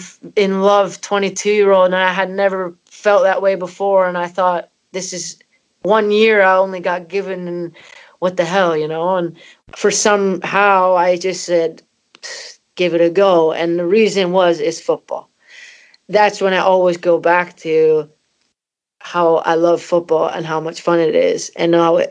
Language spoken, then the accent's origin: English; Canada; moved away as an adult; also born or lived in Scotland; my parents are Scottish and I'm from Canada